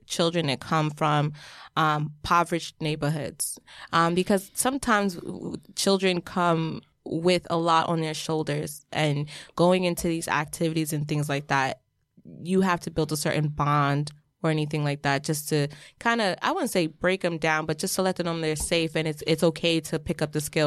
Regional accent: Jamaica; In Jamaica, we call things differently

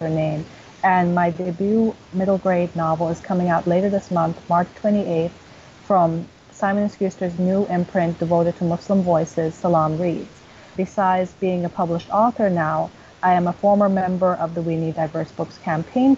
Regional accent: New York, United States; I grew up in New York. I'm a New Yorker born and raised

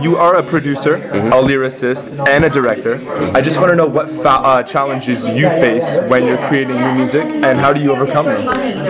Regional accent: Toronto, Ontario, Canada; I grew up here, I'm from here

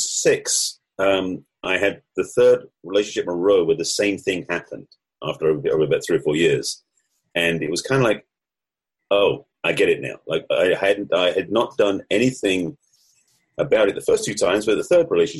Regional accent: England, United Kingdom; accent: English; moved away; also born or lived in United States; the accent may give it away, but I'm actually English, although I lived in the States for over 30 years.

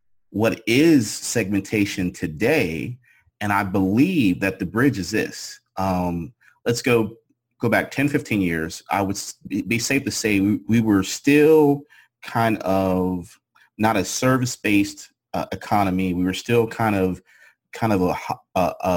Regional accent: Pittsburgh, Pennsylvania, United States; moved away; growing up and living in Pennsylvania and growing up in Pittsburgh was, everybody knew it as a steel city

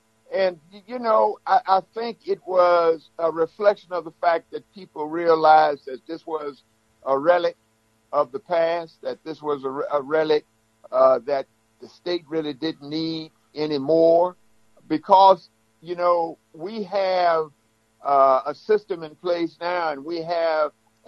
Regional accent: Walls, Mississippi, United States; I remember when I was growing up in my hometown of Walls here, my grandfather was a Abraham Lincoln Republican.

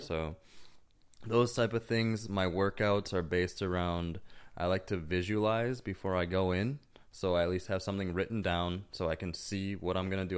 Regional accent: Wisconsin, United States; growing up in Wisconsin

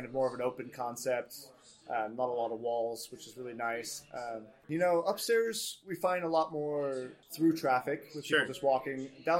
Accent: Germany; English is a second language; now in United States; I was born in Germany as well. grew up there. But I consider myself pretty American at this point.

